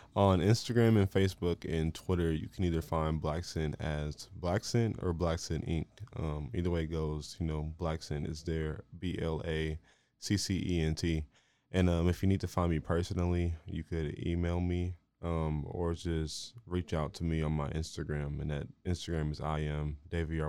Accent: Marlin, Texas, United States; now in Waco, United States; I'm from here, I'm from Marlin, you know, the only other place that I've, like, lived is here in Waco

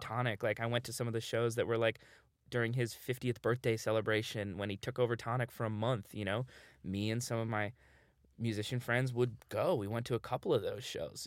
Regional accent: New York City, New York, United States; I grew up in New York

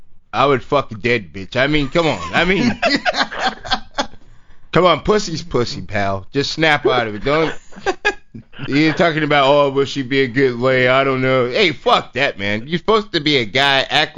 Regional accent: Spanaway, Washington, United States; also born or lived in St. Louis, Missouri; Born in St. Louis, Missouri, Peabody Projects. But I was raised in Spanaway, Washington with a bunch of rednecks.

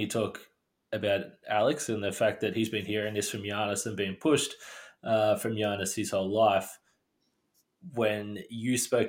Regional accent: Australia; being Australian

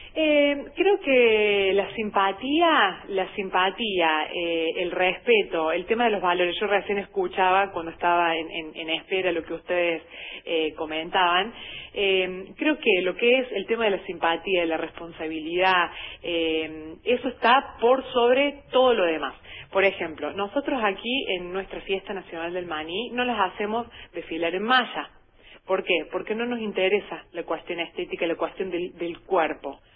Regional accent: Hernando, Córdoba, Argentina; yo soy nativa de aquí de la ciudad de Hernando

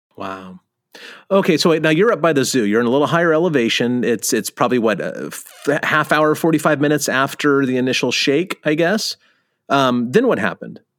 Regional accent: California, United States; you and I grew up in California

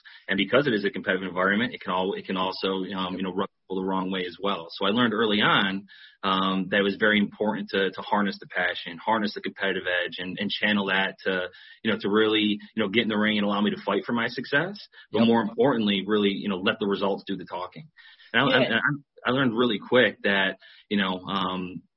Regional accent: New York, United States; growing up in New York and coming from an Italian heritage

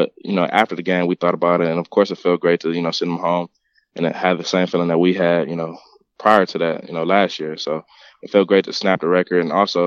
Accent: Detroit, Michigan, United States; I grew up in Detroit, Michigan.

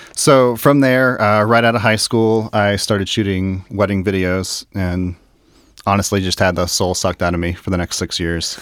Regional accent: Dayton, Ohio, United States; I'm actually from Dayton and, uh, lived in Dayton since I was in kindergarten.

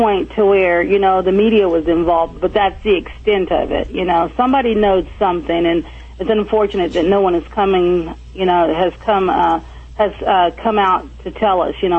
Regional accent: California, United States; But I'm originally from California, so my husband would know more about that.

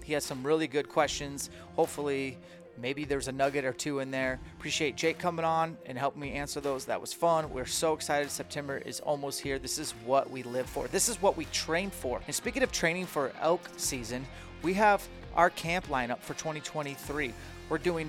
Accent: Greenacres, Washington, United States; my hometown, Green Acres, Washington.

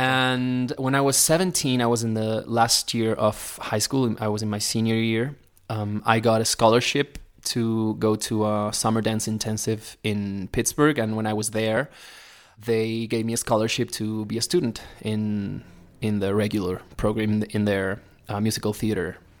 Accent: Neuquén, Argentina; English is a second language; moved away as an adult; also born or lived in United States; now in Mexico; so I was born in Neuquén. It's a small

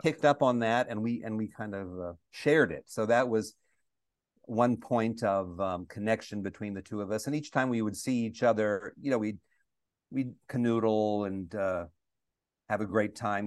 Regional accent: United States; also born or lived in Milwaukee, Wisconsin; I'm one of the few Americans

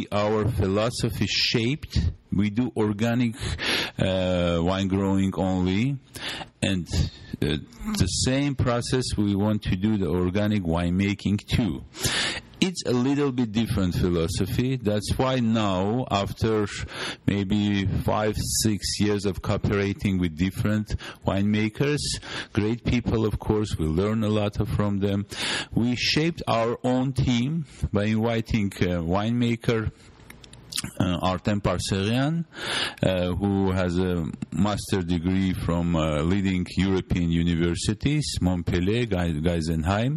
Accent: Vayots Dzor, Armenia; accent: Vayots Dzor English; English is a second language; my Avnadzor Vayotzor English

